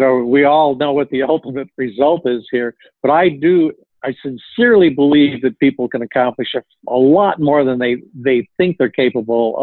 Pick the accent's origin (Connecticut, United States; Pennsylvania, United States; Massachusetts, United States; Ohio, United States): Connecticut, United States; I come from Connecticut.